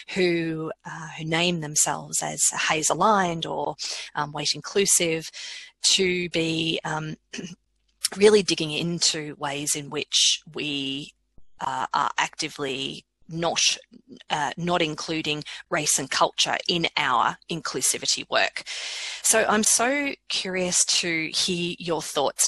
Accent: Australia; I as an Australian

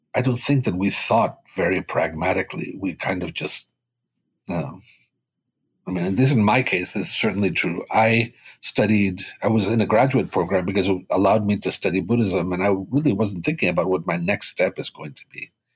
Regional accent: Boston, Massachusetts, United States; first language Spanish; English is a second language; also born or lived in Cuba; raised in Boston

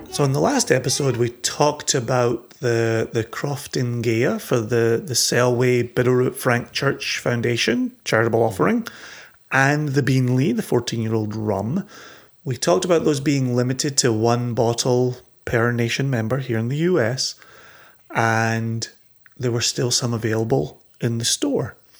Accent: Scotland, United Kingdom; we're growing up in Scotland

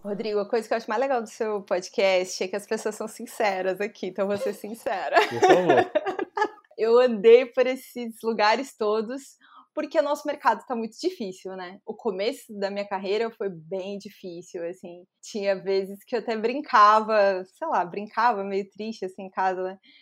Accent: Chapecó, Santa Catarina, Brazil; moved away as an adult; also born or lived in São Carlos, Santa Catarina / Florianópolis; eu nasci em São Carlos, é, que é uma cidade que fica cerca de uns, sei lá, uma hora mais ou menos de Chapecó

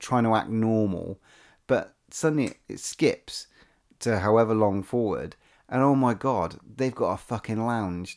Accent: England, United Kingdom; we're English

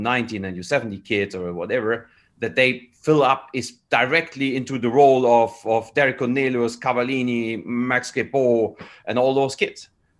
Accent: Canada; English is a second language; as a Canadian, and I feel as a Canadian, there are a lot of good reasons to do the 14 days

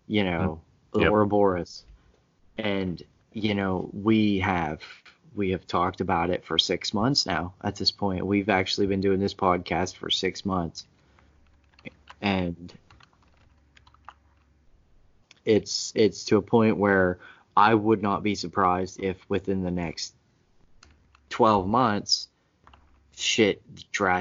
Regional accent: United States; I'm an American. I was born and raised here

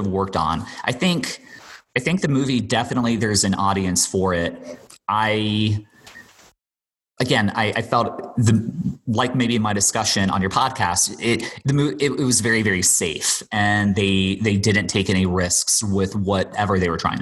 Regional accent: Bermuda; I grew up and I was born and raised in Bermuda.

